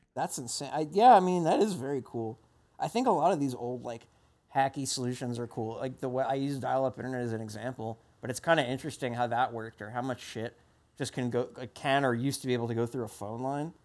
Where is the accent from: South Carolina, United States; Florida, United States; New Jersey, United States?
New Jersey, United States; moved away; also born or lived in Massachusetts; I grew up in New Jersey